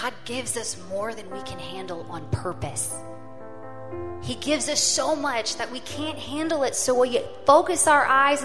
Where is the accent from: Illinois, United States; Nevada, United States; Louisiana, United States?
Louisiana, United States; I grew up in Louisiana